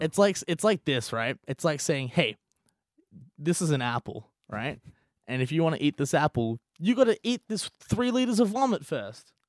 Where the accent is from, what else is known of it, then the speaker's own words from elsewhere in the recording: Australia; being Australian